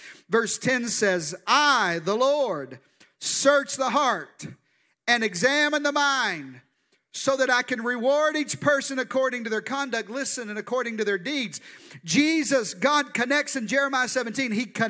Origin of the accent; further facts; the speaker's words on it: Arkansas, United States; I'm from the deep South. I'm from Arkansas. That's where this good accent comes from. And in the deep South, we have a unique spiritual gift